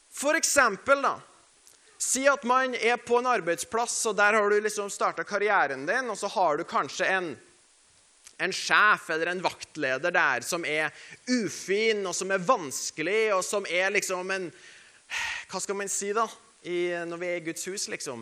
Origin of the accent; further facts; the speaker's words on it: Norway; vi er nordmenn